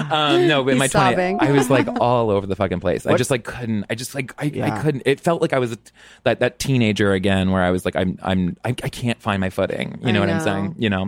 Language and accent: English; Texas, United States; I'm from Texas.